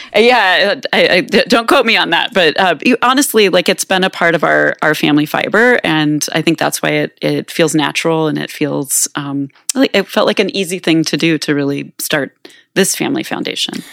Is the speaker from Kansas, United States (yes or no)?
yes; Manhattan, Kansas, United States; moved away as an adult; now in Minneapolis, United States; I grew up here in Manhattan